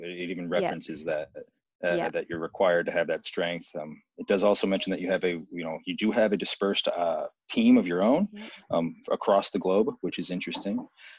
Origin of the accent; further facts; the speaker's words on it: United States; from my perspective as American